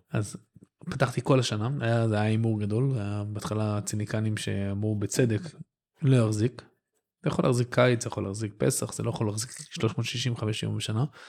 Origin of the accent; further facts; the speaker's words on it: Netanya, Central District, Israel; גדלתי בנתניה